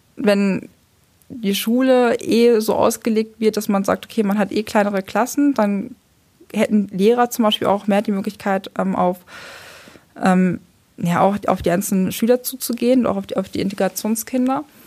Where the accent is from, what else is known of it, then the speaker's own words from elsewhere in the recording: Lower Saxony, Germany; now in Hamburg, Germany; ich komme eigentlich aus Niedersachsen, war auf einer kooperativen Gesamtschule